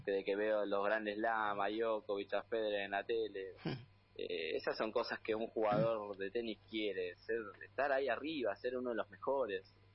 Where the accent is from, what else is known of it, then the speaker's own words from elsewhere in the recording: Buenos Aires, Argentina; Yo soy de acá de Buenos Aires